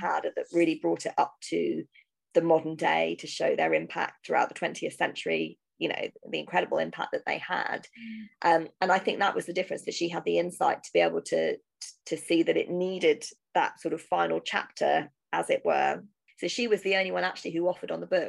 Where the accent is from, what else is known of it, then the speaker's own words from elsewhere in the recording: United Kingdom; I'm a British writer writing American history